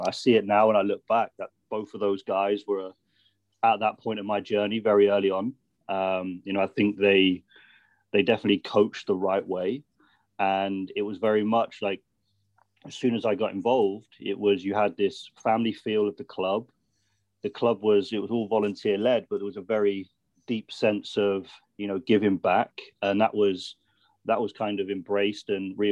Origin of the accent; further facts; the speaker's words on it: Brixham, South West England, United Kingdom; I'm from Brixham, which is a small fishing town in Devon.